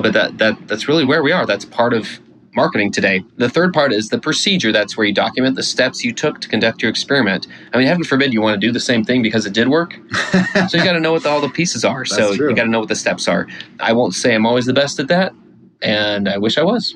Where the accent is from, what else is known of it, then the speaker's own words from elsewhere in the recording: Houston, Texas, United States; I grew up in Houston.